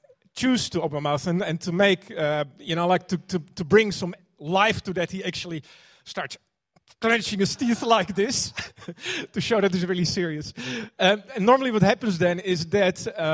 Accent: Netherlands; now in New Zealand; I'm, you know, like originally from Holland. You could probably hear that.

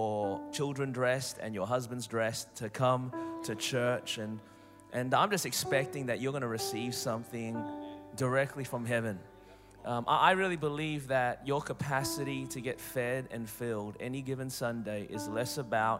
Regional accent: Melbourne, Victoria, Australia; accent: Australian; moved away; I'm originally from Melbourne, Australia

